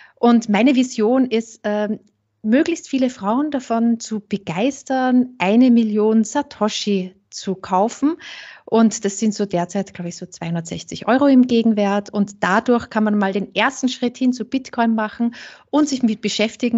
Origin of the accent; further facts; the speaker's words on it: St. Pölten, Lower Austria, Austria; ich komme äh, aus St. Pölten, aus Niederösterreich, nicht so weit weg vom Burgenland.